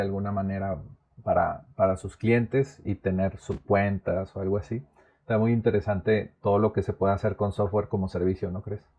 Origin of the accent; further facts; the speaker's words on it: Monterrey, Nuevo León, Mexico; also born or lived in Naucalpan, State of Mexico; he vivido toda mi vida en Monterrey, pero nací en el Estado de México, en Naucalpan